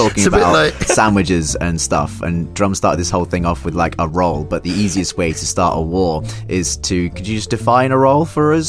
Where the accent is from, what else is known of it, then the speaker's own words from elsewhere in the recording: Derbyshire, East Midlands, United Kingdom; I grew up in Derbyshire, so yeah, it's a cob.